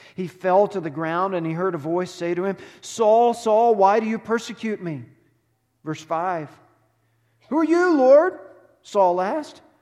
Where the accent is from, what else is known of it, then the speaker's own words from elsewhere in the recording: Texas, United States; moved away; I grew up in Texas.